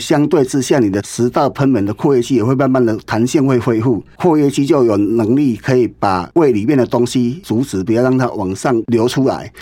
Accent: Taiwan; 我们台湾人

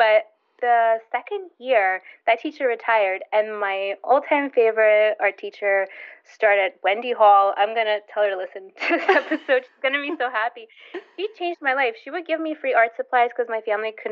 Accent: Russia; moved away; growing up in Russia

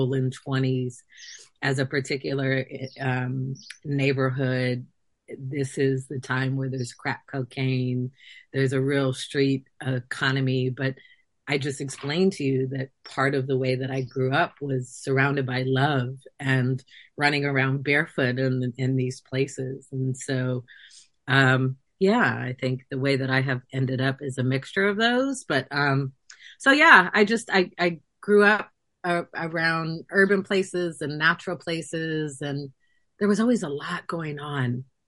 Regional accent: San Francisco, California, United States; also born or lived in Oakland; I spent time growing up in San Francisco, which is also a very urban environment and was in the Mission District

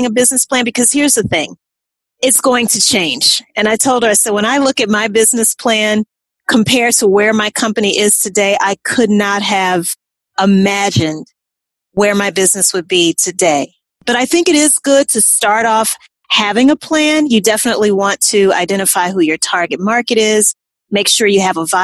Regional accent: Louisiana, United States; moved away; also born or lived in New Orleans, Louisiana; I'm originally from Louisiana

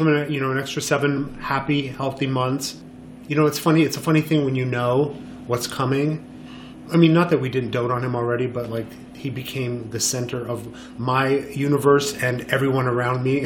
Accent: Montreal, Quebec, Canada; moved away as an adult; also born or lived in Los Angeles / Miami; now in New York, United States; I was born and raised in Montreal

